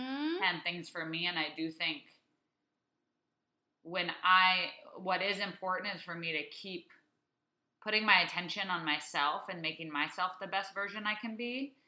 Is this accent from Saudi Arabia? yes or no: yes; Saudi Arabia; many of my friends that I grew up with in Saudi Arabia and that who were overseas with us